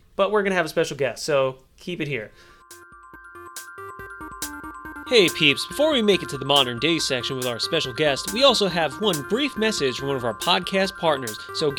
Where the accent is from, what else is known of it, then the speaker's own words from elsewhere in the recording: New York, United States; You know, see, now I'm from New York, so I drink a shit ton of coffee.